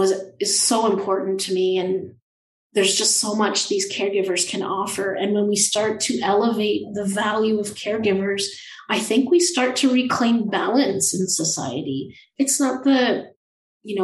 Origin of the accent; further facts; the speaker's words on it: Thunder Bay, Ontario, Canada; I spent quite a bit of time growing up in Thunder Bay and in northwestern Ontario